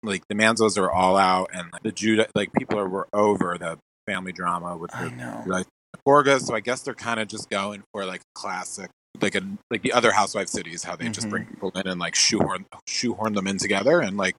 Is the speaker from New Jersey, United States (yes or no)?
yes; Bridgewater, New Jersey, United States; moved away as an adult; also born or lived in New York City; I am from Jersey. I am from a town called Bridgewater, which is near Princeton. So I'm from the middle of the state, not like the north and not the south, which is very like Philly adjacent. It's just its own little bubble in the middle.